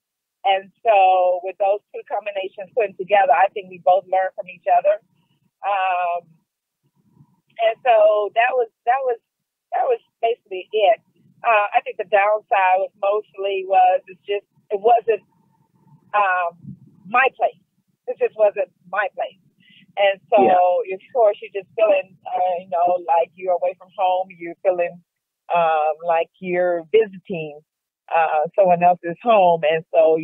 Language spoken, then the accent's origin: English; United States; I'm American